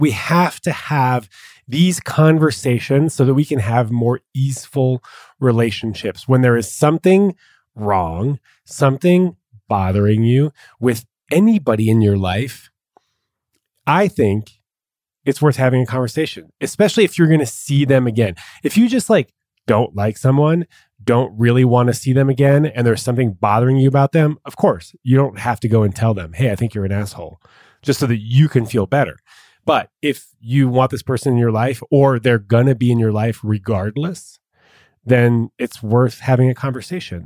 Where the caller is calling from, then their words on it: Dallas, Texas, United States; calling from Dallas.